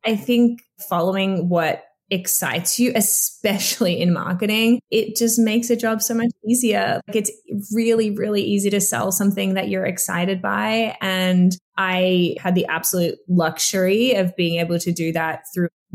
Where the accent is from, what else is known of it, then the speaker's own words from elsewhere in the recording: Australia; moved away as an adult; I'm from Australia. My whole family's there